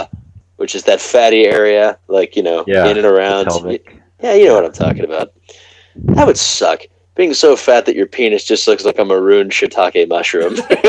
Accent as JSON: {"language": "English", "country": "United States", "said": "I'm an American."}